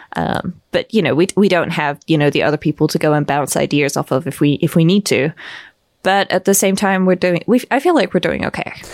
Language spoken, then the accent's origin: English; Bristol, South West England, United Kingdom; moved away as an adult; now in Vienna, Austria; I was born in Bristol